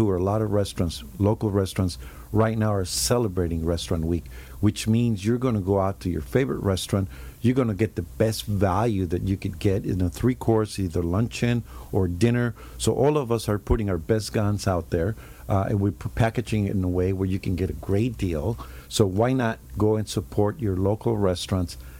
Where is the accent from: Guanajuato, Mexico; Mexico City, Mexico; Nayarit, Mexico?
Mexico City, Mexico; now in Laguna Beach, United States; when I grew up in Mexico City, you know, everything was within walking distance